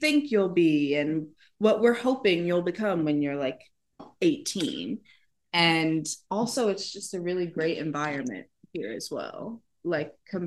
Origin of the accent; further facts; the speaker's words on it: Cleveland, Ohio, United States; So I am from Cleveland, Ohio. I started dancing at 4